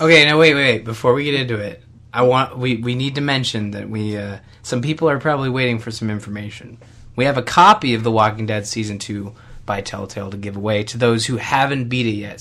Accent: Canada; I'm Canadian

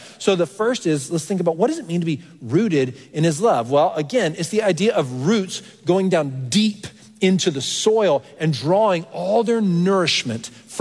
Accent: Texas, United States; moved away as an adult; now in Pennsylvania, United States; I grew up in Texas.

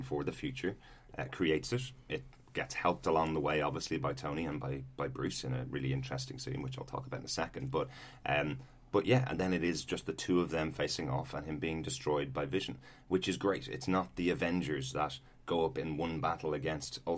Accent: Ireland; we're Irish

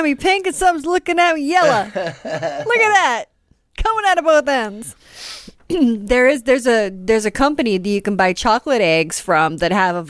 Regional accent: Springs, Florida, United States; We're from Springs.

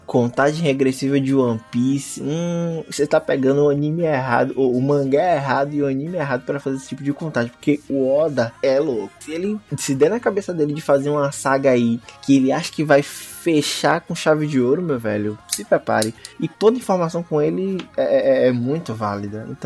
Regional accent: Acre, Brazil; tenho 19 anos, sou estudante de Ciências Econômicas na o FAC. My God, sim, eu sou do Acre, de Rio

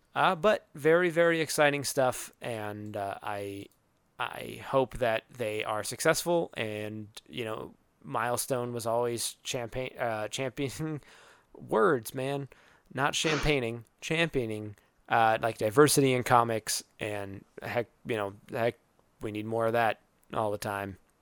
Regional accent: Arizona, United States; moved away; I am from Arizona, where humidity is not a thing.

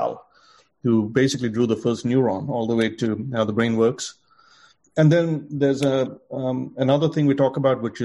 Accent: India; moved away; growing up in India, going to college

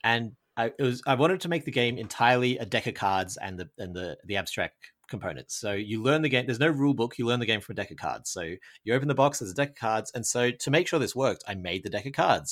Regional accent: Australia; I, I'm from Australia.

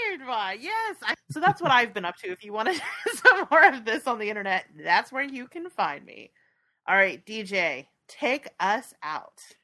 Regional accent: San Francisco Bay Area, California, United States; I grew up near the Bay Bridge

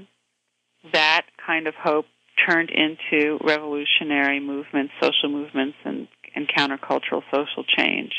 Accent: New York City, New York, United States

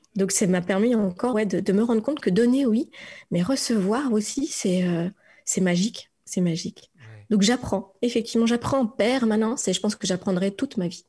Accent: France; also born or lived in Strasbourg, Alsace; je suis une Frenchie. Je viens de France

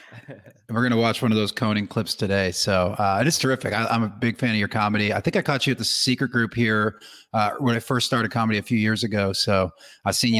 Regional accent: Northeast, United States; I'm actually from the Northeast

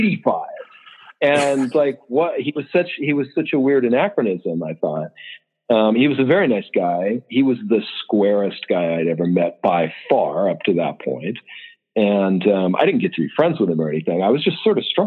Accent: Los Angeles, California, United States; I grew up in like a suburb of Los Angeles in the San Fernando Valley.

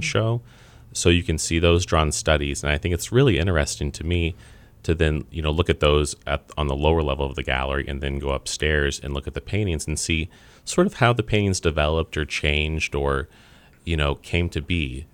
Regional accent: Kansas City, Missouri, United States; I'm born and raised in Kansas City

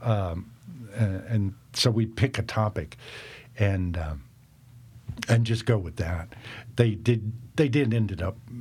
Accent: the South, United States; also born or lived in Tennessee; now in Nashville, United States; growing up in the South

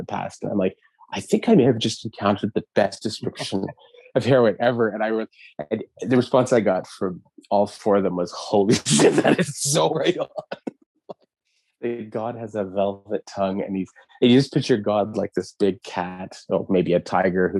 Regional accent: Montreal, Quebec, Canada; guys that I grew up with in Verdun

